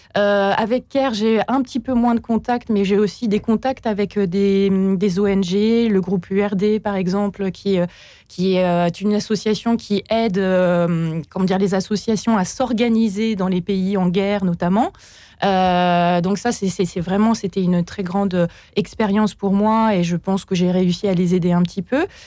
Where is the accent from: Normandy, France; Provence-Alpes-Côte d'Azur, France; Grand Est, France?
Normandy, France; Port-Jérôme-sur-Seine; moved away; dans ma ville de, où j'ai grandi en Normandie, à Port-Jérôme-sur-Seine